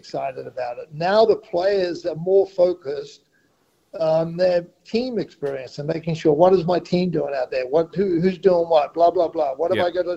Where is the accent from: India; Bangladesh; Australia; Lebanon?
Australia; Great Barrier Reef, Queensland; I grew up on the Great Barrier Reef